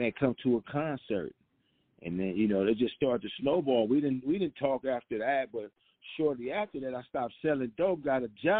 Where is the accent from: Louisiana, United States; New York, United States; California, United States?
California, United States; Compton; I grew up in Compton.